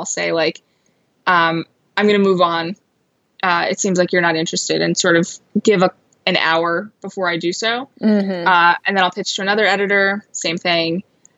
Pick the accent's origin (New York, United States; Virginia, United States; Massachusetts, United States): New York, United States; Long Island; I grew up on Long Island